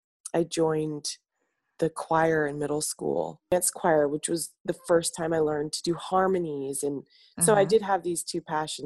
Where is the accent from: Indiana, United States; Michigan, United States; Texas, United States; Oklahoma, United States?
Indiana, United States; Columbus; I'm from Columbus, Indiana.